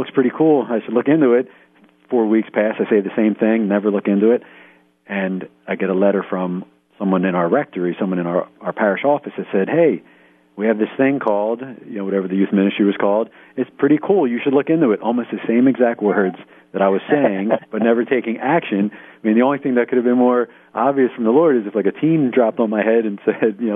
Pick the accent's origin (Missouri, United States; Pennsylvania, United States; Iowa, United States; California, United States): Pennsylvania, United States; outside of Philly; we're living in the house I grew up in outside of Philly.